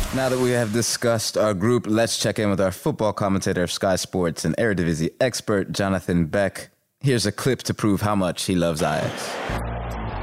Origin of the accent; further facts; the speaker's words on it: United States; moved away; my home country, the United States